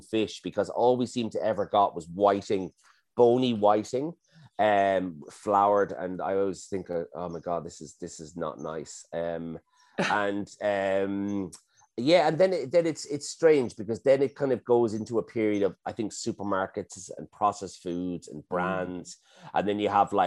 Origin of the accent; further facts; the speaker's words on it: Dublin, Leinster, Ireland; I grew up in Dublin, so I had two grandmothers